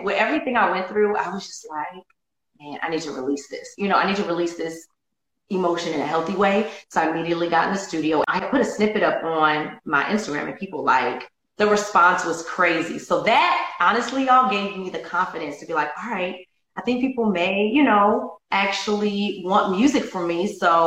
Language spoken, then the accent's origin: English; Chicago, Illinois, United States; I'm from Chicago